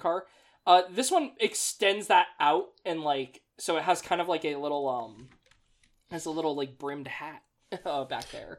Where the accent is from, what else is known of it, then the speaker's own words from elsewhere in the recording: Las Vegas, Nevada, United States; now in East Coast, United States; I am from Vegas